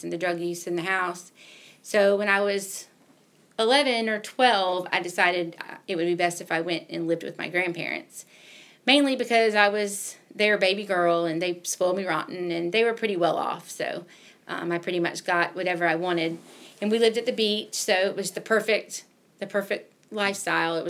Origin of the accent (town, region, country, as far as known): Jacksonville, Florida, United States; born or raised there; moved away as an adult; now in Milledgeville, United States